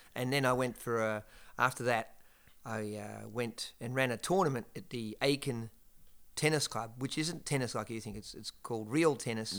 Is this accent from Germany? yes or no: no; Geelong, Victoria, Australia; moved away; In a place called, uh, Geelong, uh, south of Melbourne in, uh, Australia